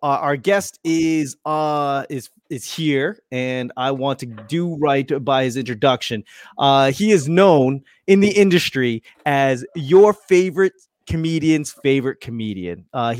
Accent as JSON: {"language": "English", "town": "Boston", "region": "Massachusetts", "country": "United States", "also_born_or_lived": "Los Angeles", "moved": "yes", "lives_now": "Las Vegas, United States", "said": "I'm from Boston and lived in LA for a little bit, but right now I'm in Vegas."}